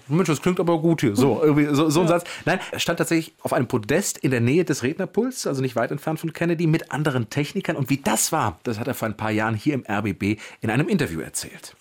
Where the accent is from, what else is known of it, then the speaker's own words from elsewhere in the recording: Wrocław, Lower Silesian Voivodeship, Poland; now in Berlin, Germany; ich bin aus Breslau